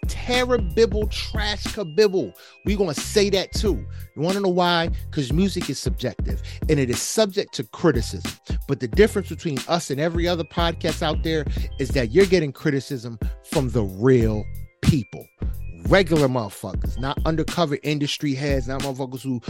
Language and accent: English; New Jersey, United States; I'm from Jersey, son. Y'all ain't gonna slam me with no worse distance than I did going through public school in Jersey